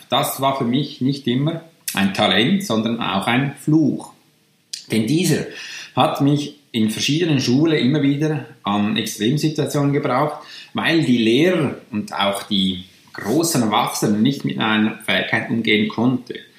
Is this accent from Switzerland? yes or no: yes; Switzerland; accent: Swiss German; first language Swiss German; German is a second language; also born or lived in near Zürich; bin ich aus der Schweiz